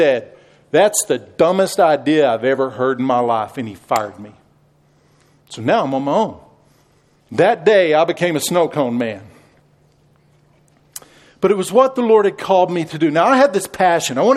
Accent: Texas, United States; I'm a Texan

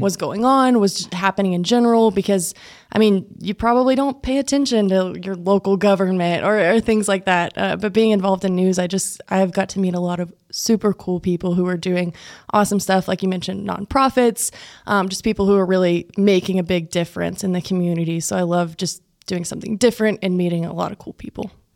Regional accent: Plains, Texas, United States; I grew up in Plains, about an hour away here from Lubbock

